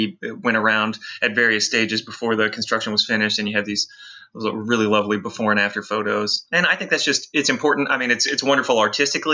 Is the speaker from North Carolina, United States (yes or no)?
no; the suburbs outside Nashville, Tennessee, United States; moved away as an adult; now in Memphis, United States; My wife and I moved to Memphis in 2007, but I grew up in the burbs outside Nashville